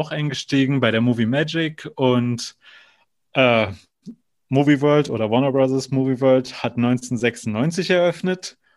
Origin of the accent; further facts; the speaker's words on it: North Rhine-Westphalia, Germany; Also ursprünglich komme ich ja aus Nordrhein-Westfalen, also da bin ich geboren und aufgewachsen sozusagen.